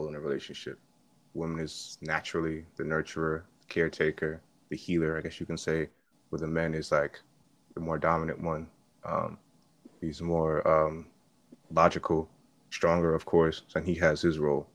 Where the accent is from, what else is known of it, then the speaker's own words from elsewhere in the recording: New York, United States; I'm from New York too